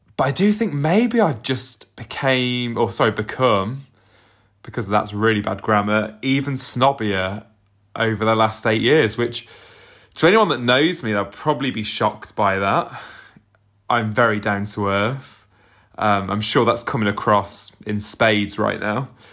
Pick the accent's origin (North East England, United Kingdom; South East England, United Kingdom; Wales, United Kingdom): South East England, United Kingdom; Southampton; I'm not from London. I'm from Southampton, but near enough